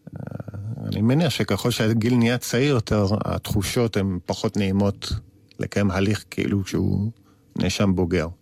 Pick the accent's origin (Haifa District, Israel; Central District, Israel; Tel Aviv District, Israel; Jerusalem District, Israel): Tel Aviv District, Israel; Tel Aviv; כאחד שגדל בתל אביב